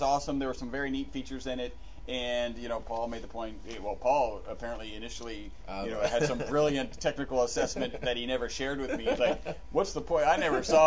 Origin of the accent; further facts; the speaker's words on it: United States; we are American.